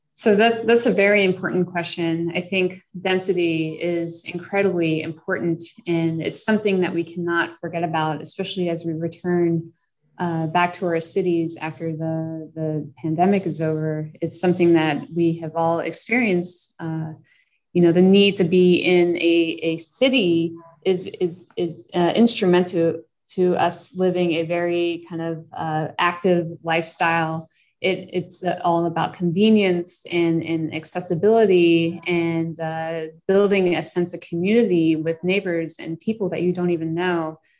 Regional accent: New York City, New York, United States; moved away as an adult; I'm originally from New York and uh, have lived in cities all over. And I, I continue to come back home

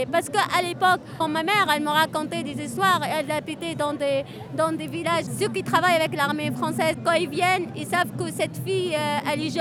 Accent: Annaba, Annaba Province, Algeria; moved away as an adult; now in France; Je suis d'Anaba.

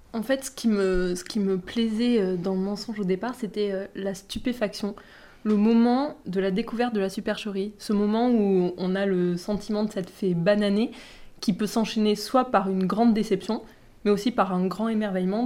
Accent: southern France, France; je viens du sud de la France

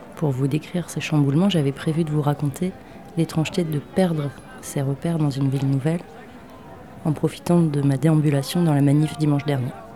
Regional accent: Brittany, France; also born or lived in Rennes / Grenoble; J'ai mon nid bien ancré chez moi en Bretagne

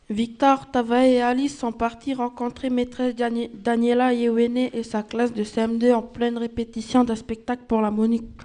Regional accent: Maré, Loyalty Islands Province, New Caledonia; je suis originaire de Marais.

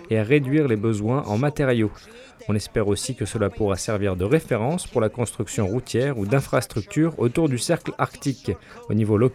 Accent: Tuktoyaktuk, Northwest Territories, Canada; Je suis conductrice de camion. Je suis née et j'ai grandi à Tuktoyaktuk. Je conduis tout le temps sur les routes de glace.

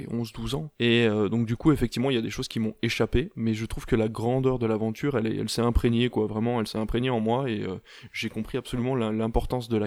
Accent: Normandy, France; Moi, je viens de Normandie, qui n'est pas très loin de la Belgique

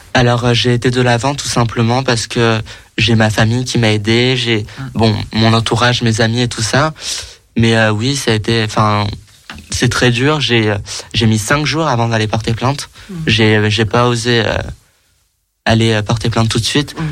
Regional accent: Paris, Île-de-France, France; j'ai grandi, j'ai grandi à Paris, j'habite à Paris

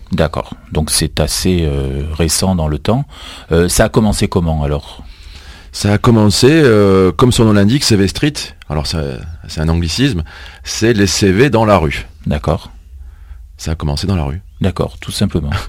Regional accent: Marseille, Provence-Alpes-Côte d'Azur, France; on est des Marseillais

